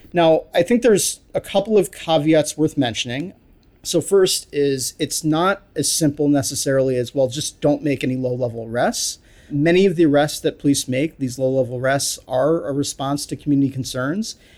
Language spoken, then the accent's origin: English; New York City, New York, United States; I grew up in New York City during nineteen eighties